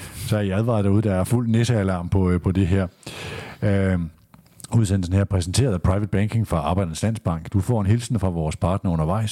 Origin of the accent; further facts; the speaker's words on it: Aalborg, North Denmark Region, Denmark; min fortid er Horsens Folkeblad. Det var da jeg dækkede AGF, øh, Fyns Stiftstidende, det var da jeg fulgte OB, og så er jeg vokset, både vokset op i Aalborg